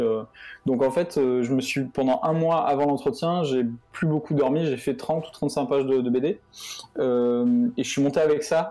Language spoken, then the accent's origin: French; Montpellier, Occitania, France; moved away as an adult; also born or lived in Lille; je suis de Montpellier, je suis parti vivre à, à Lille